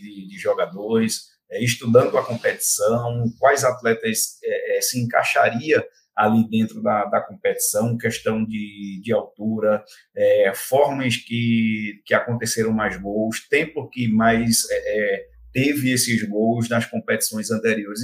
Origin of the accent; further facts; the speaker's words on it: Belo Jardim, Pernambuco, Brazil; moved away as an adult; now in Goiânia, Brazil; Eu sou de Belo Jardim, interior de Pernambuco